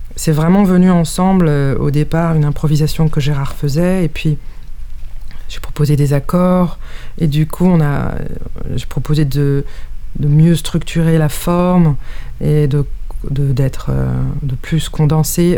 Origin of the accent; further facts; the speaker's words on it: France; moi, je suis né en France